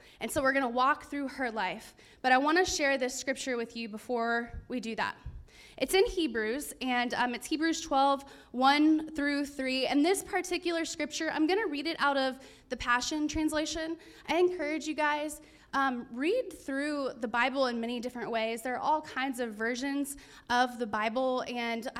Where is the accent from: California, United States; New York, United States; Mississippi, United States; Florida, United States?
Florida, United States; Pensacola; I'm from Pensacola